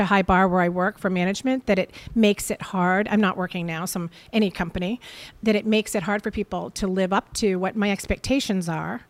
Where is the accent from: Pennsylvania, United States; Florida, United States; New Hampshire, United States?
New Hampshire, United States; Portsmouth; now in Scarborough, United States; I was raised in Portsmouth